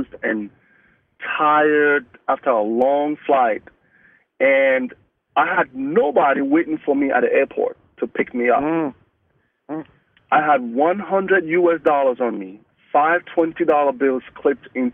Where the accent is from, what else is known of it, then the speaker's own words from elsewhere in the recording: Cameroon; first language Mungaka; English is a second language; moved away as an adult; now in United States; I'm from West Africa. I just came into the country for the first time.